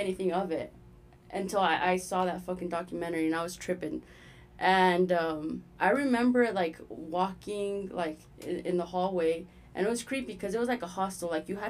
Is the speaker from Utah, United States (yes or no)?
yes; Utah, United States; also born or lived in Los Angeles; I'm from Utah, but yeah. I was born in LA.